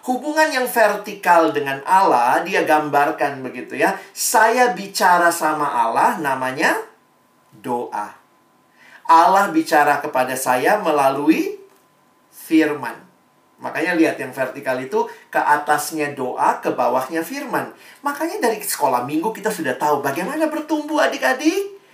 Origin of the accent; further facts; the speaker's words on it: Makassar, South Sulawesi, Indonesia; moved away as an adult; Saya kuliah saya dari Makassar, saya nikmati SMA di Makassar, saya punya kelompok kecil di Makassar. Ketika saya pergi kuliah ke Jakarta, ke Depok